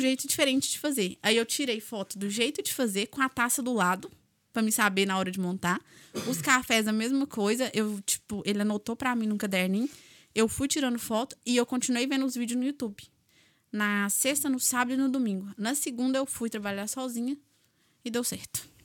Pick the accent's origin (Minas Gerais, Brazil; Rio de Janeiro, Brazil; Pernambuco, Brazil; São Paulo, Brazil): Minas Gerais, Brazil; accent: mineiro; moved away as an adult; now in Ireland